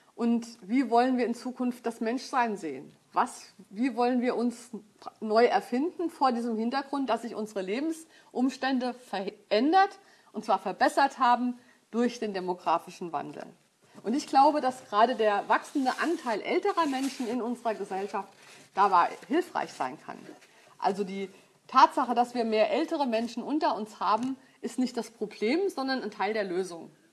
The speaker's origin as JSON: {"language": "German", "town": "Frankfurt", "region": "Hesse", "country": "Germany", "said": "Ich komme aus Frankfurt"}